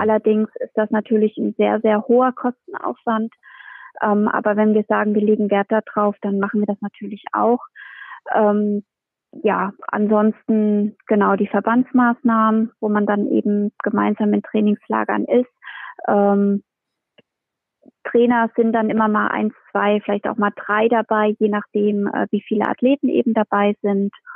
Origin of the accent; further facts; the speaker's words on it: Hesse, Germany; bei uns in Hessen